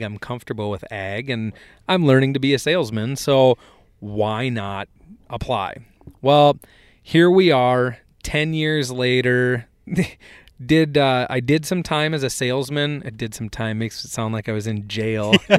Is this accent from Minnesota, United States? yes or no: yes; Hector, Minnesota, United States; I grew up in Hector, Minnesota